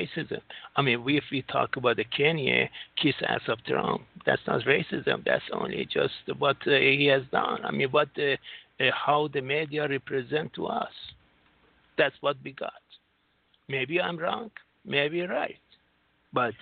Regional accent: United States; now in Singapore; I'm from United States

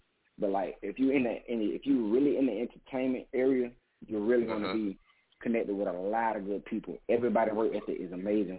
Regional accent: the South, United States; Well, I'm from the South. It costs $10,000 just to get your song played on the radio.

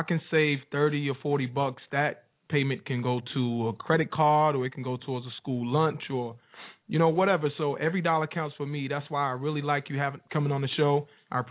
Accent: the South, United States; I'm from the South, man. Y'all know how I talk

